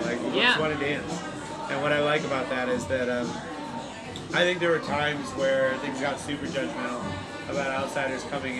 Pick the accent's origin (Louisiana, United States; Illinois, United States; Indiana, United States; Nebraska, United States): Illinois, United States; Chicago; also born or lived in Bay Area / Los Angeles / Denver; I'm from Chicago.